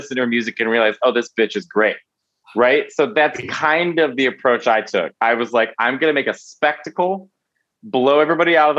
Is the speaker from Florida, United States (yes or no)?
no; Chicago, Illinois, United States; moved away as an adult; now in New York City, United States; I'm born and raised in Chicago.